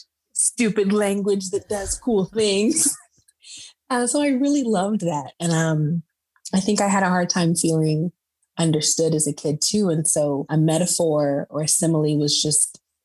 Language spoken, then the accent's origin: English; Perris, California, United States; also born or lived in San Diego; I grew up in Paris, which is in Riverside County of California